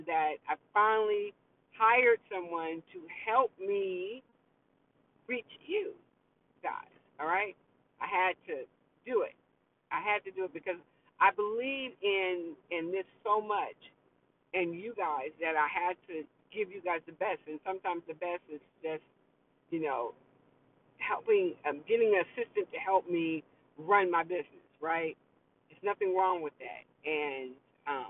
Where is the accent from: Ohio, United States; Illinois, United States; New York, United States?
New York, United States; accent: New York; my New York accent